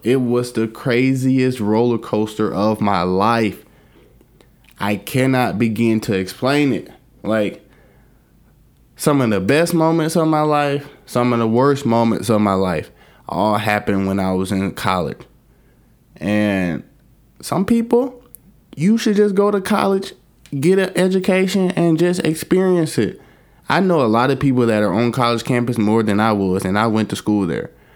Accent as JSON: {"language": "English", "region": "Alabama", "country": "United States", "tie": "born or raised there", "moved": "as an adult", "said": "I grew up in Alabama"}